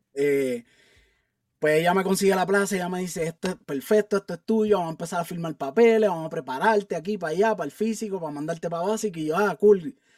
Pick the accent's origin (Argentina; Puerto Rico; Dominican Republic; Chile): Puerto Rico; Carolina; moved away as an adult; also born or lived in San Juan, Puerto Rico / Alaska; now in Colorado, United States; yo nací en San Juan, Puerto Rico, eh, y me crié toda mi vida en Carolina, Puerto Rico